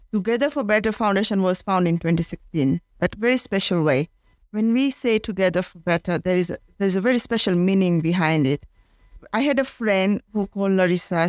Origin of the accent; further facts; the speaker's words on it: India; now in Kenya; I am from India and I am in Kenya